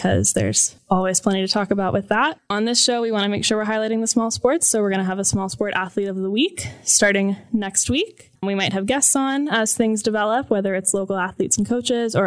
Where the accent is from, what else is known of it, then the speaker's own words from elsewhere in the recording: Atlanta, Georgia, United States; moved away as an adult; also born or lived in Michigan; now in Columbus, United States; I'm from Atlanta, went to the University of Michigan